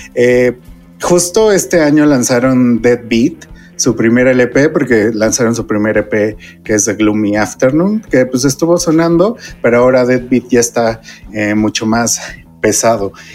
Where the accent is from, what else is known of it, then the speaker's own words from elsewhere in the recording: Mexico; cuando éramos niños en México